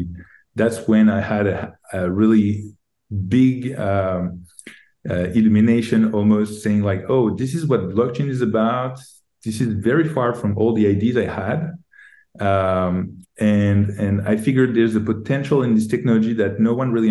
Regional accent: Paris, Île-de-France, France; moved away as an adult; also born or lived in Silicon Valley; I'm from Paris. I grew up in Paris.

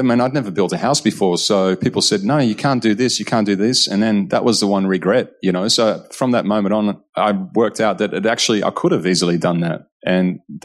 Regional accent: Netherlands; also born or lived in Monbulk, Victoria, Australia; now in Australia; growing up in Holland

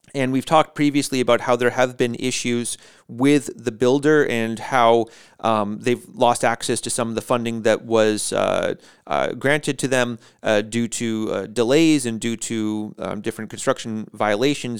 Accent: United States; moved away; as an American

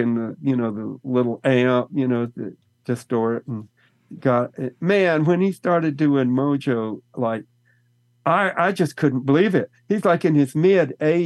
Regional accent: Texas, United States; Growing up in Texas, it's right next to Louisiana

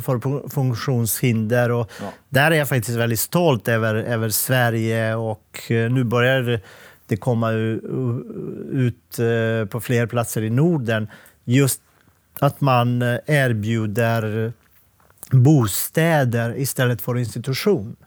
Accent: Montenegro; Swedish is a second language; also born or lived in Bosnia; now in Sweden; Jag är född och uppväxt i Montenegro

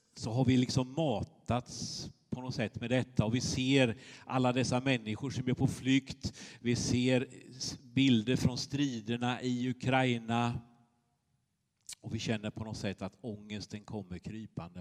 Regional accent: Småland, Sweden; moved away; Jag kommer från Småland, brukar jag säga. Då skrattar de lite. Eh, men så är det ju. Eh, jag är uppvuxen på ostkusten, på den andra sidan

